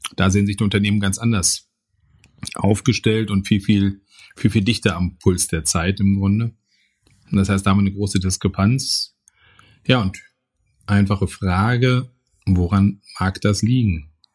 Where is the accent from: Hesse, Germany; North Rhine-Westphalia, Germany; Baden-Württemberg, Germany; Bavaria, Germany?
North Rhine-Westphalia, Germany; Bochum; als Kinder des Ruhrgebiets